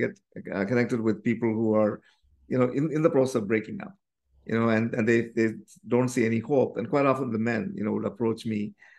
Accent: Canada; So we are … from Canada.

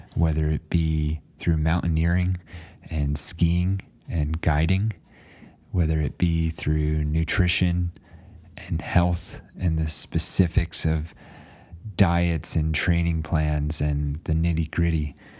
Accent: New Jersey, United States; moved away as an adult; also born or lived in Alaska; now in Flagstaff, United States; after growing up in New Jersey

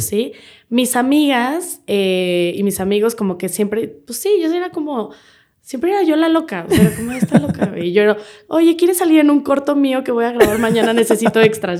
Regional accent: Querétaro, Mexico; moved away as an adult; now in Mexico City, Mexico; yo nací en Querétaro, toda mi familia es de Querétaro

